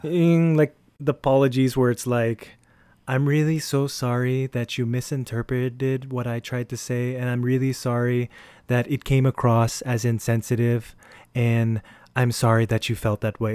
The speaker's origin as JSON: {"language": "English", "area": "Ortigas", "region": "Metro Manila", "country": "Philippines", "said": "we're from the Ortigas area"}